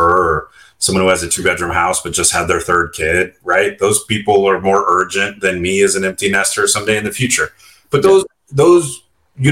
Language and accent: English; California, United States; I'm born and raised in California. I like it here